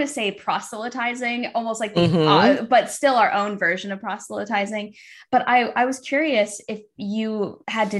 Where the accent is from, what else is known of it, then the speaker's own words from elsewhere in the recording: Arkansas, United States; moved away; also born or lived in Chicago; I spent like 13 years in Chicago, but I was raised in Arkansas.